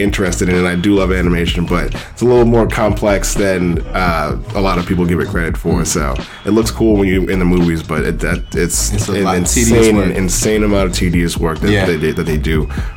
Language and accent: English; New York City, New York, United States; also born or lived in Long Island / Queens / Brooklyn; born and raised in New York City, man. Like lived here all my life